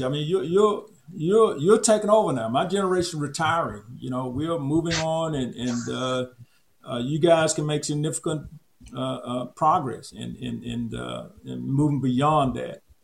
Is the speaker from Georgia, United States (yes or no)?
no; Auburn, Alabama, United States; moved away; I'm from Auburn, Alabama